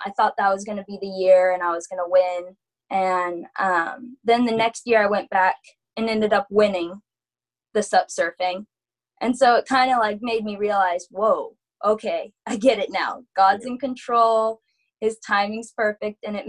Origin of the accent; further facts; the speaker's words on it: Maui, Hawaii, United States; also born or lived in Ventura, California; So we moved out to Maui when I was 5 years old. I was born in Ventura, California